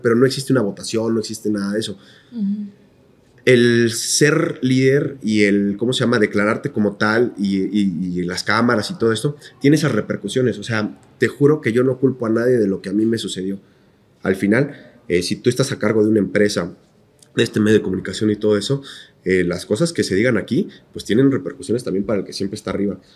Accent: Querétaro, Mexico; nosotros somos queretanos y esto es una ciudad

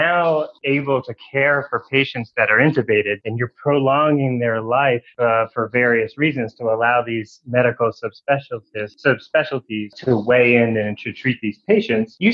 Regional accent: D.C., Maryland, United States; moved away as an adult; also born or lived in Nashville, Tennessee / Washington, D.C.; now in Mekelle, Ethiopia; I grew up in Maryland, just outside of Washington, D.C.

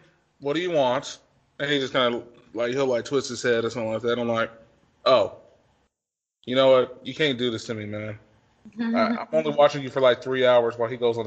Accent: Midwest, United States; growing up in the Midwest, or just growing up in the United States

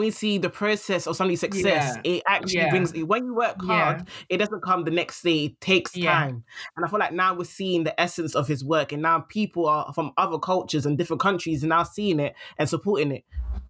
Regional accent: England, United Kingdom; I'm a British like this.

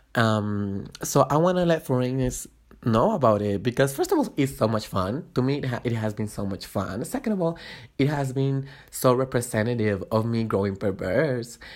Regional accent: Guatemala; moved away as an adult; now in Mexico City, Mexico; I was born and raised in Guatemala. I moved here to Mexico about four and a half years ago when I was, uh, uh, nineteen

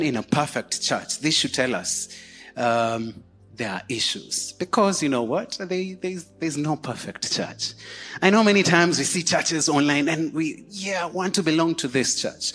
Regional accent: Kenya; we pride ourselves in saying, I'm a Kenyan

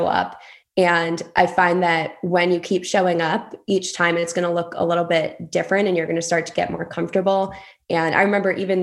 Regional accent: Acushnet, Massachusetts, United States; I grew up in Acushnet, Massachusetts, super small town

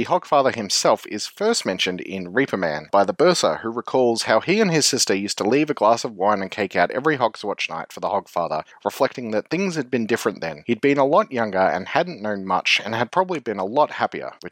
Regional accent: Australia; as an Australian

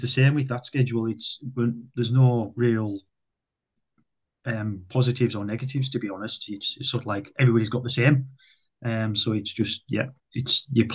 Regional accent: United Kingdom; now in North West England, United Kingdom; I'm English

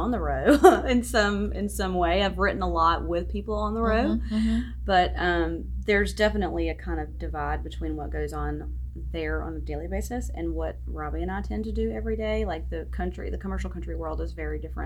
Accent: South Georgia, United States; accent: southern; also born or lived in New York City, United States; now in Nashville, United States; I'm originally from South Georgia, but I did live in New York for a while, and I still talk like this

